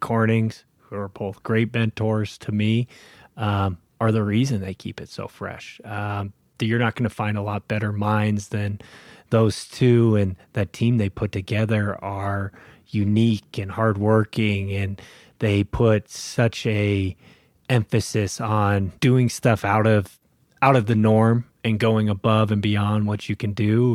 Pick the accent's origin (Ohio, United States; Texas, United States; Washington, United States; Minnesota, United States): Washington, United States; Spokane; also born or lived in Seattle; I grew up in Spokane. I'm born and raised